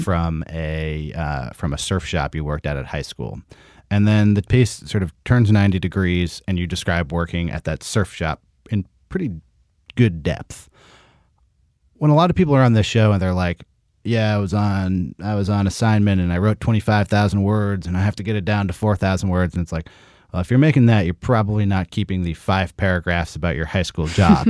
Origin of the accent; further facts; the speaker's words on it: Berkeley, California, United States; in Northern California, where I am also from. I'm from Berkeley.